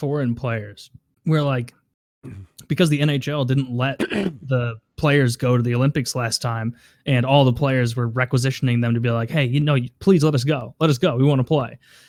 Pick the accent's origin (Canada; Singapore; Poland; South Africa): Canada; Which, as a Canadian, getting anything but gold must be sad. Because nobody in Canada is stoked on your silver, dude.